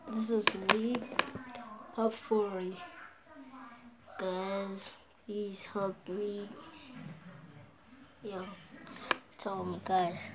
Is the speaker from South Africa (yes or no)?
yes; South Africa; I am from South Africa, living in Pretoria.